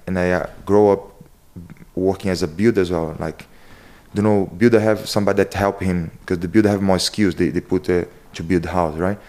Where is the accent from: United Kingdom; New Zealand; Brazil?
Brazil; Rio de Janeiro; English is a second language; moved away as an adult; now in Ireland; I'm come from Rio de Janeiro, and it's a very deep and hide city called Chingua.